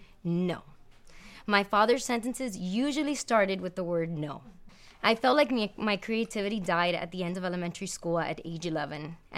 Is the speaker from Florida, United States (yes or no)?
yes; Hialeah, Florida, United States; That was big for a little girl growing up in Hialeah.